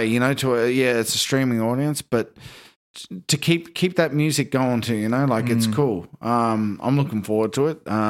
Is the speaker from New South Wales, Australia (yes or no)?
no; Shepparton, Victoria, Australia; moved away; my hometown, Shepparton